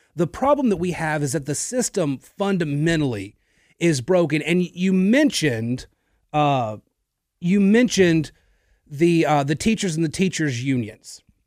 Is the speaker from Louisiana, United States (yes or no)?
yes; Natchitoches, Louisiana, United States; I'm from Natchitoches, okay? the most Christmas place in the state